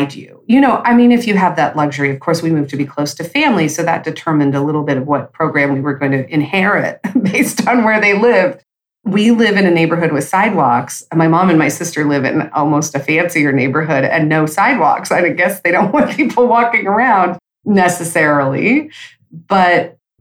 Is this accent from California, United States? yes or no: yes; California, United States; moved away; first generation Californians. Like, my parents moved out there from other states